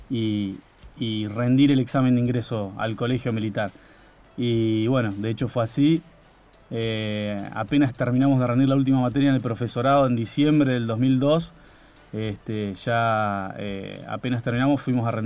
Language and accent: Spanish; Santa Fe, Argentina; born there; Bueno, soy nacido en Santa Fe, Santa Fe Capital, ahí la tierra del puente colgante y, la buena cerveza.